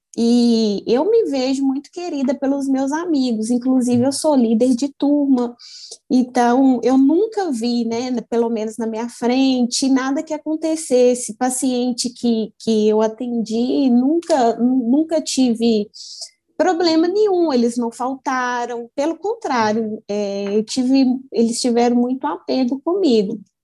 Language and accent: Portuguese; Brazil; sou de Birité